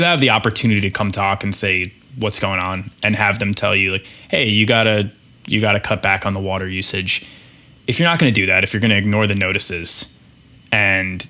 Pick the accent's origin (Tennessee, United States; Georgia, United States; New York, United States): New York, United States; as a New Yorker